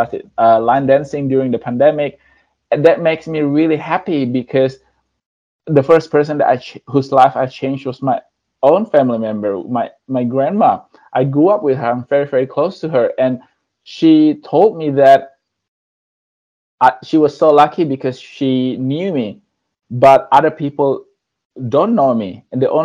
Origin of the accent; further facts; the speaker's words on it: Indonesia; moved away; I came from Indonesia. I was born there and I grew up there.